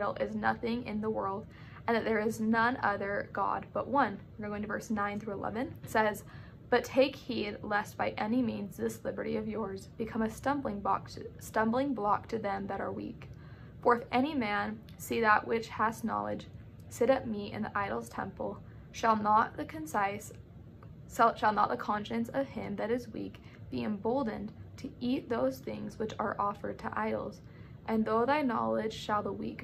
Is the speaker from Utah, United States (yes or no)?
yes; Sandy, Utah, United States; now in Provo, United States; I'm from Sandy, Utah